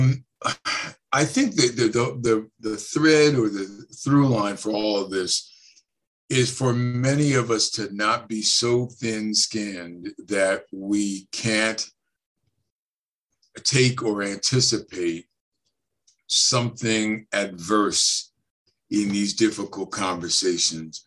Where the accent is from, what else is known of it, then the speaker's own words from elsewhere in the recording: New Jersey, United States; moved away; also born or lived in Chicago; I'm from Jersey, North Jersey, as a matter of fact.